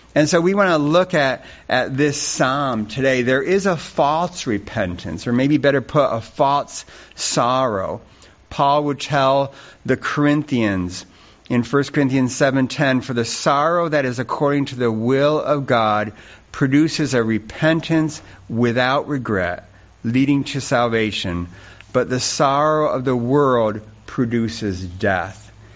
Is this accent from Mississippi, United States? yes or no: no; Rushville, New York, United States; moved away; I grew up down in Rushville, New York